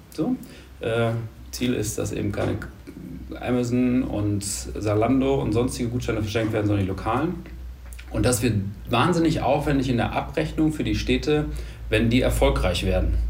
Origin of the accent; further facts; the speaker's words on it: Münster, North Rhine-Westphalia, Germany; moved away as an adult; also born or lived in Hamburg; now in Düsseldorf, Germany; Gebürtig aus Münster, mhm. äh, da ganz lange, dann lange Hamburg und jetzt seit drei Jahren Düsseldorf